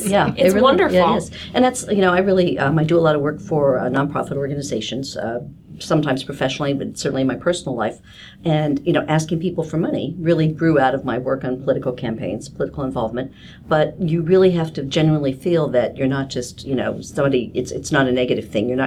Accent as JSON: {"language": "English", "region": "Kansas", "country": "United States", "said": "But I come from Kansas, which even though it's a much bigger state geographically, it's also the same kind of you know small networking state"}